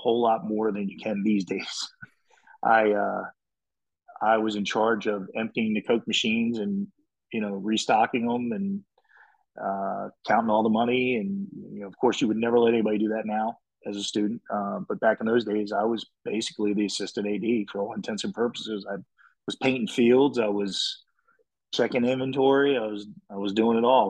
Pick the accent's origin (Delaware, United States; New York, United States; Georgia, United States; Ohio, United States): Delaware, United States; New Castle; I grew up in the Northeast in Newcastle, Delaware, a sports rat.